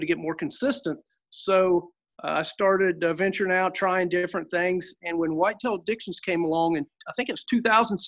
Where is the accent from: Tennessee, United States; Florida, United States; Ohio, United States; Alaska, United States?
Ohio, United States; Southern; I'm from Southern Ohio